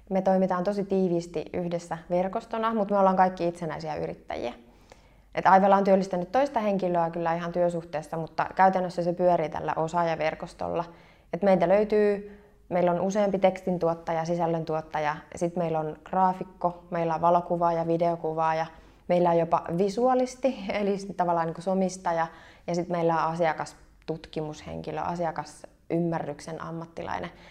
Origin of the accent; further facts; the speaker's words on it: Kauhava, South Ostrobothnia, Finland; No mäkin olen Etelä-Pohjanmaalta. Eteläpohjalaisia on tosi paljon, mutta mä oon Kauhavalta.